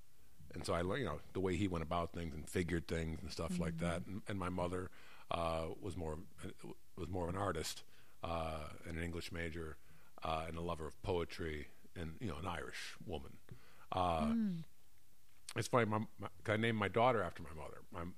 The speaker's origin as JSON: {"language": "English", "country": "Barbados", "said": "Oh, I'm from Barbados."}